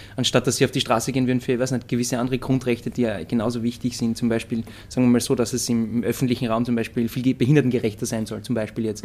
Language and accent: German; Austria; das sagen wir halt Wurzeln als Österreicher